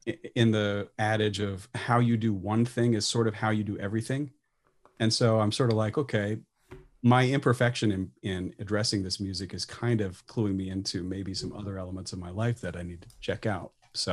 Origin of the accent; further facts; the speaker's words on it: Midwest, United States; as a Midwesterner born into a military family